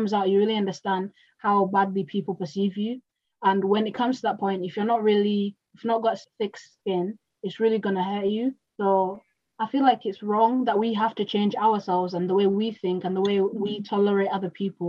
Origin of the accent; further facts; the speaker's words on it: Kenya; now in Hull, United Kingdom; I'm from Africa, that's why I'm speaking like this